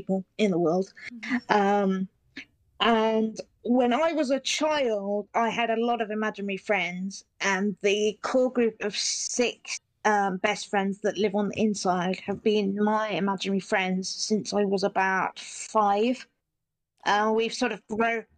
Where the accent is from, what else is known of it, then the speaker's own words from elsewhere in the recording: Petersfield, South East England, United Kingdom; I'm from Petersfield, which is a town near Portsmouth in England.